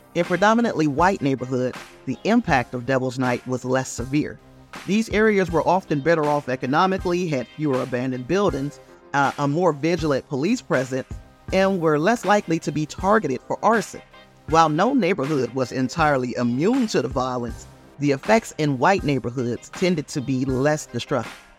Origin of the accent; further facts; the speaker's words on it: Gary, Indiana, United States; I'm from Gary, Indiana